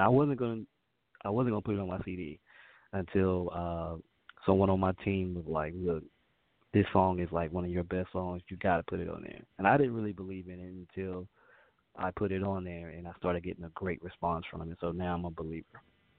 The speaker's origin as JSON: {"language": "English", "region": "North Carolina", "country": "United States", "said": "We have a lot in common because obviously we're both from North Carolina, so very similar as to how we were raised and things that we were used to."}